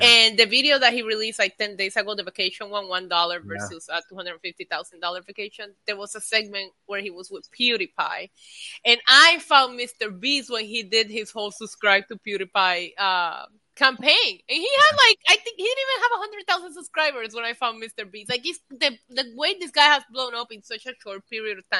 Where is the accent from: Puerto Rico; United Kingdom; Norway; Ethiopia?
Puerto Rico; my home country falling apart and in desperate need for help and aid and anything that Puerto Rico could get